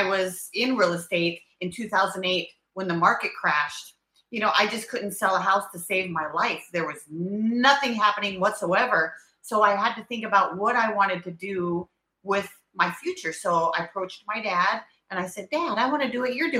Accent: Billings, Montana, United States; I grew up in Billings, Montana. So, I'm a Montana girl

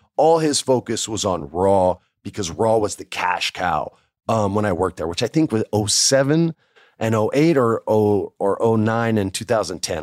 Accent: New Mexico, United States; I grew up in New Mexico

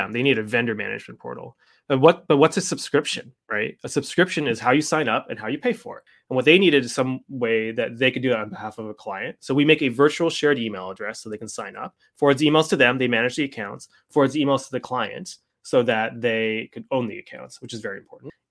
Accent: Canada; I mean, I'm Canadian

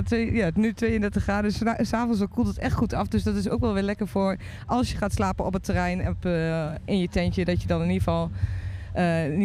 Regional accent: Netherlands; Wij zijn al... gewoon ook best wel verwend als Nederlanders

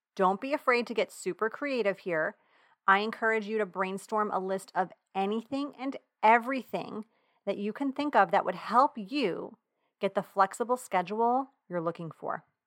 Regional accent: Long Island, New York, United States; accent: Long Island; my Long Island accent

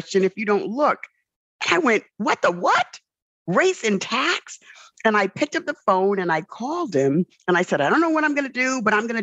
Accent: New York City, New York, United States; born and raised in the South Bronx

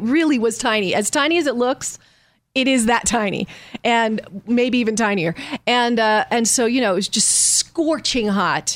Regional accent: Los Angeles, California, United States; also born or lived in Texas; I was raised here from the time I was five.

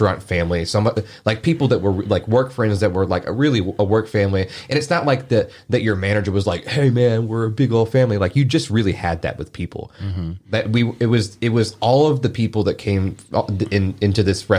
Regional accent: United States; We grew up in DeSoto County, and... it's bad down there.

